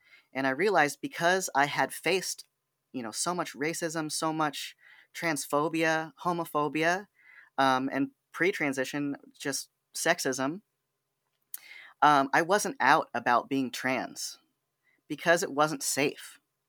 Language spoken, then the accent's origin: English; California, United States; born there; now in Sacramento, United States; And I thought, oh my gosh, I was born in the Bay. It's part of my identity.